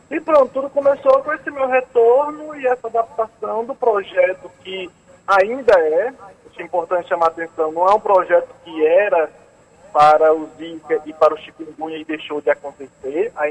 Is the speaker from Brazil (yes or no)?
yes; Northeast Region, Brazil; Eu inglês, vocês percebem, né? Que eu sou nordestino.